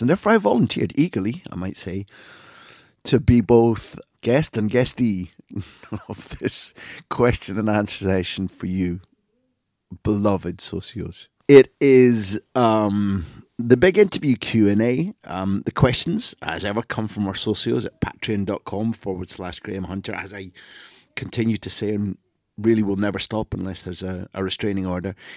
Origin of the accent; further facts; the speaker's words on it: Scotland, United Kingdom; moved away as an adult; now in Spain; I was born in Scotland